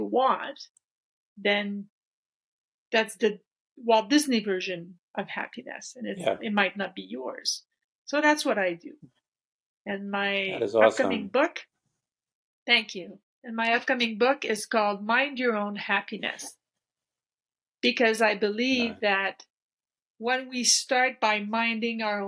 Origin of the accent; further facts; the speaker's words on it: French part of Canada, Quebec, Canada; I was born and raised here in the French part of Canada, and small town